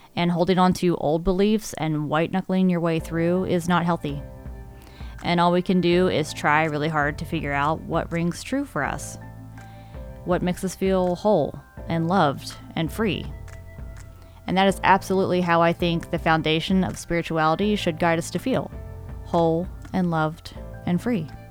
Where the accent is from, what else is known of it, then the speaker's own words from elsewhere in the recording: Maryland, United States; moved away; also born or lived in Utah; I grew up in Maryland